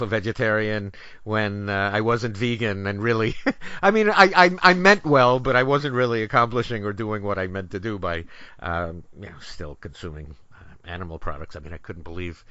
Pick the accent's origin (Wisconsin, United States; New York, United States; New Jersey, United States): New York, United States; New York City; also born or lived in Miami, Florida; now in California, United States; growing up in New York City in Manhattan, Upper Manhattan